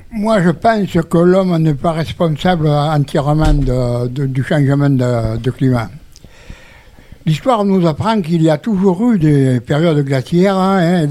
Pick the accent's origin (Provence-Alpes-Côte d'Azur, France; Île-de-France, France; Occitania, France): Occitania, France; Vauvert; Je suis né à Beauvert il y a 90 ans.